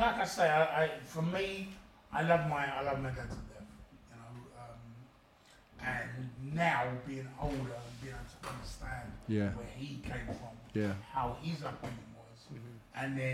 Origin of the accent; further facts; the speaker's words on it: London, United Kingdom; When I was about 10, was taken into care, so I moved from Hollywood to Plumstead, and then kind of grew up. Plumstead, Woolwich, Chelten was in my teenage years.